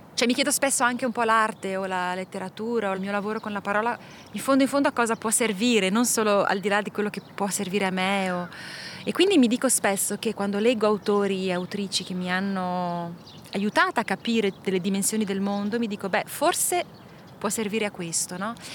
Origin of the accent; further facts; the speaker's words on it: Ticino, Switzerland; moved away as an adult; also born or lived in Minas Gerais, Brazil; now in Brazil; sono partita 18 anni dal Ticino e poi dalla Svizzera, sono 20 anni che faccio un po' avanti e indietro